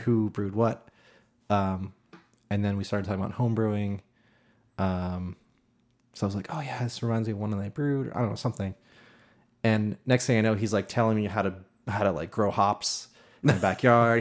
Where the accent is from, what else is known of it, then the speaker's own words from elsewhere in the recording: north of Boston, Massachusetts, United States; north of Boston a little bit.